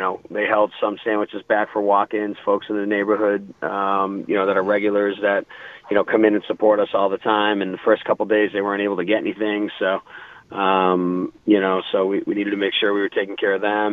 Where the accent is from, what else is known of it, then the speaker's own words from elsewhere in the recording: East Coast, United States; now in Denver, United States; growing up on the East Coast